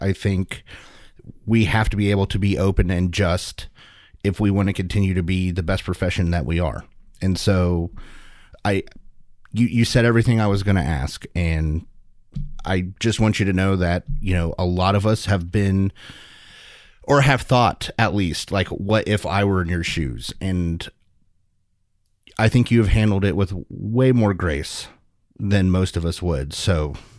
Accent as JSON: {"language": "English", "country": "United States", "said": "as an American and as a medical professional"}